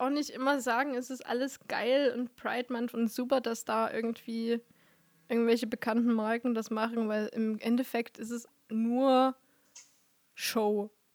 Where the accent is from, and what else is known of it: Vogtland, Germany